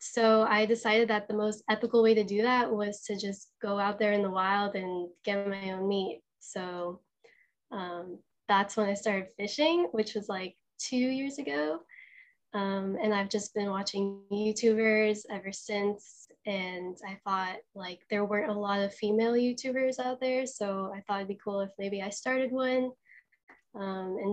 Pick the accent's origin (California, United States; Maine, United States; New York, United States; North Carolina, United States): California, United States; Los Angeles; I'm originally from Los Angeles, California. I'm a beach girl.